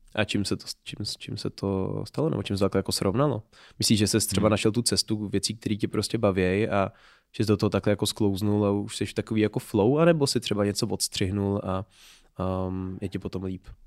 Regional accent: Pardubice, Pardubice Region, Czechia; moved away as an adult; also born or lived in Berlin, Germany; now in Prague, Czech Republic; já jsem původem z Pardubic

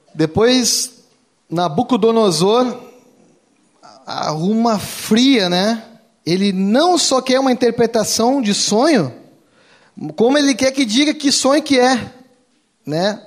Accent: Rio Grande do Sul, Brazil; Sou gaúcho

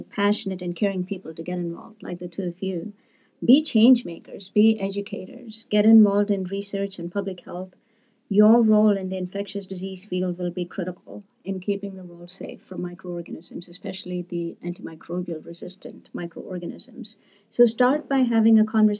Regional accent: India; moved away as an adult; also born or lived in Seattle, United States; now in United States; as a 14-year-old growing up in India

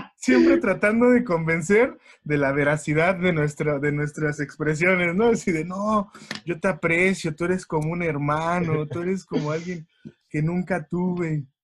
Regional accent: Mexico; uno siempre como buen mexicano

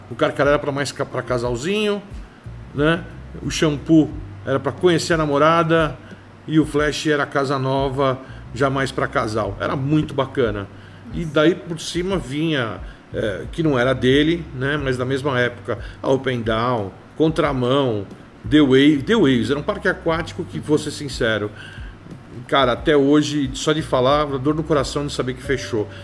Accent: São Paulo, Brazil; que fizeram parte da minha infância, cresci com isso, e lembrar da sopa de cebola que tinha no Ceasa, dos lanches de pernil do Estadão, do Toninho do Churro na Moca

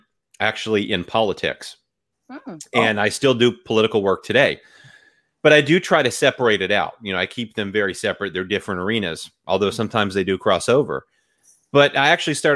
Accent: New England, United States; also born or lived in Virginia; now in North Carolina, United States; I was born in Virginia, but I grew up in New England.

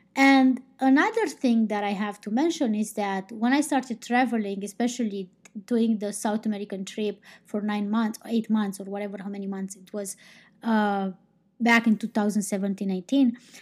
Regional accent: Romania; I'm not from Spain, I'm not from Portugal, I'm from Romania

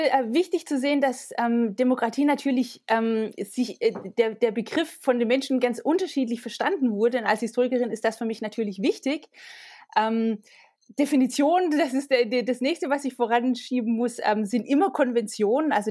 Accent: Tübingen region, Baden-Württemberg, Germany; Hölderlin ähm, kommt ja aus Tübingen. Das ist auch die äh, mhm. Region, aus der ich komme.

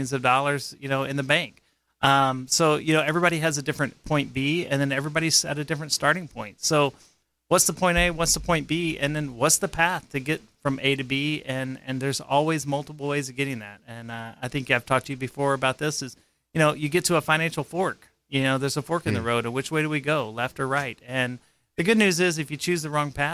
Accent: Dripping Springs, Texas, United States; also born or lived in South Carolina / Austin, Texas; I was born in South Carolina, and at 6 months old, my family moved to Texas.

